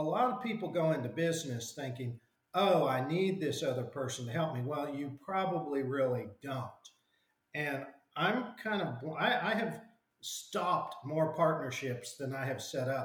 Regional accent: Enid, Oklahoma, United States; also born or lived in Washington; I ended up moving back to my hometown in Oklahoma

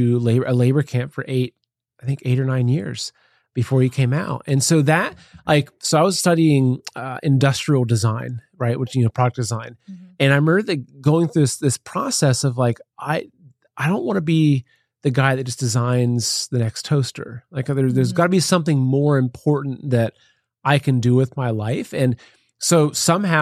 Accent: Plain City, Ohio, United States; moved away as an adult; also born or lived in New York City; now in Ohio, United States; So I grew up in Ohio, countryside of Ohio. It was a little town called Plain City.

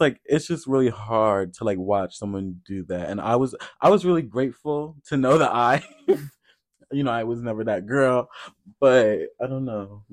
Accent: Iowa, United States; now in Chicago, United States; growing up in Iowa

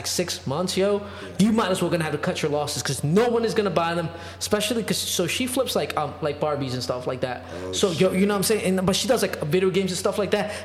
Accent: New York, United States; as a New Yorker

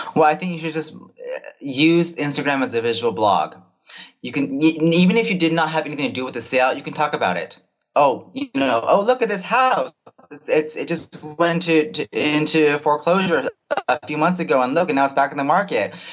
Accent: Bay Area, California, United States; am born and raised in the Bay Area

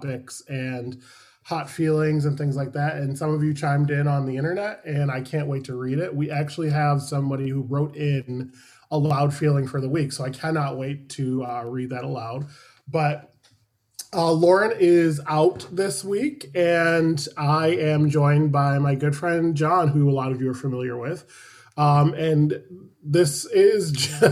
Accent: New York, United States; I'm from New York

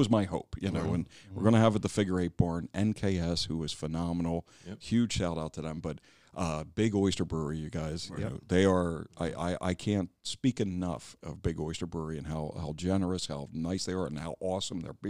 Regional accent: Wilmington, Delaware, United States; also born or lived in Philadelphia; I grew up in Wilmington. I was born 5th and Lincoln. I'm a Cleveland Heights kid

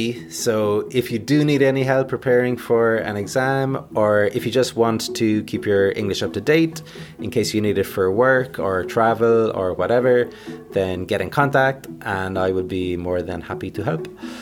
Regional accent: Ireland; That's good enough for me. I am Irish, after all.

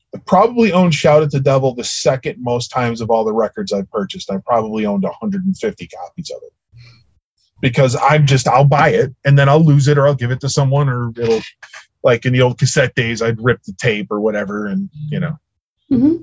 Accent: Chicago, Illinois, United States; I'm a Chicago kid, for those of you that that can't tell from my accent

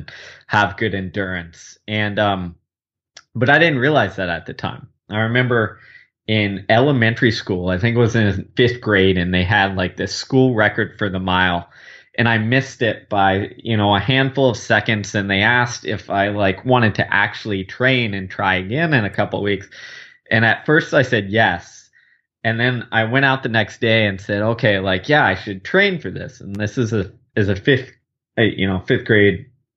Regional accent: Houston, Texas, United States; I grew up in Houston, Texas, living in the heat and humidity

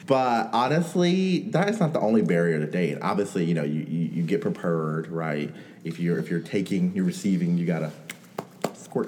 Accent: New York, United States; I'm from New York.

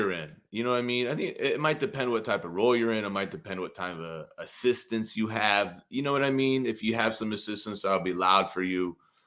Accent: Ashland, Ohio, United States; I'm from Ashland, Ohio, kind of a small town

